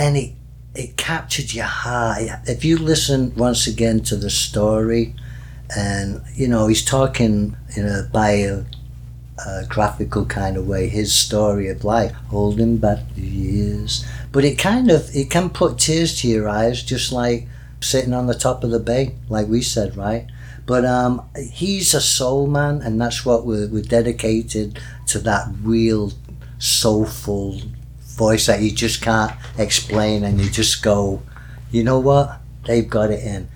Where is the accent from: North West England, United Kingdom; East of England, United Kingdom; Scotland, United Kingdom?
North West England, United Kingdom; Denton; moved away; he is from my hometown